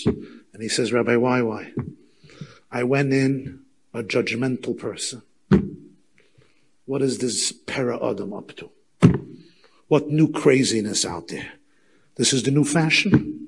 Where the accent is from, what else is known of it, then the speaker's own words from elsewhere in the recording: Muncie, Indiana, United States; I was not involved in Yiddishkeit at all, even though I grew up in Muncie with frum grandparents.